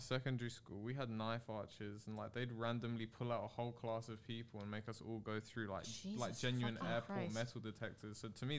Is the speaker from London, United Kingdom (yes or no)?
yes; London, United Kingdom; especially as a Londoner.